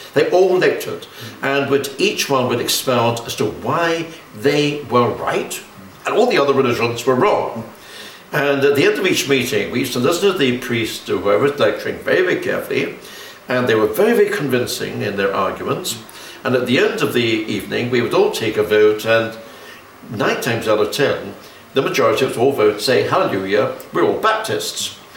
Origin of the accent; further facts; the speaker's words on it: London, United Kingdom; I was born in Kensington, in London, oh. in 1928